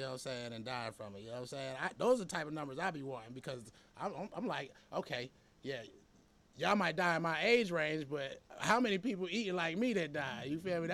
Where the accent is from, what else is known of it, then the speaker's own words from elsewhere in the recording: Atlanta, Georgia, United States; I'm from Atlanta.